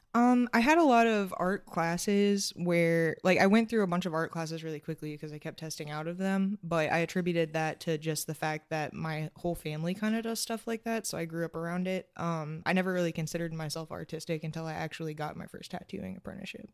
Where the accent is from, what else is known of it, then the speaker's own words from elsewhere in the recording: Georgetown, Kentucky, United States; moved away as an adult; now in Covington, United States; I'm from Georgetown, Kentucky